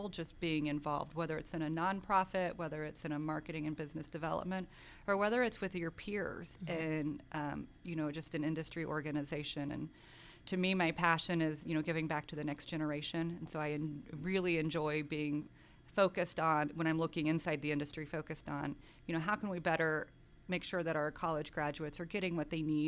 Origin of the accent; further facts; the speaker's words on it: outside of Wichita, Kansas, United States; moved away as an adult; also born or lived in Las Vegas; now in Atlanta, United States; I grew up in Kansas. I grew up outside of Wichita, Kansas, in a small farming community.